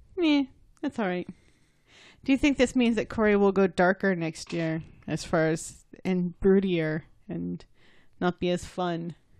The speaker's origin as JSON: {"language": "English", "country": "United States", "said": "I'm American"}